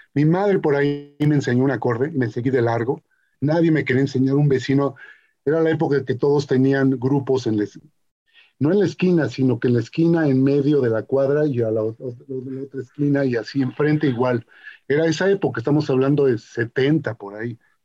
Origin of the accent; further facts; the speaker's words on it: Mexico; yo soy mexica, yo soy mexica, mexica, mexica de, pulque, de, pueblo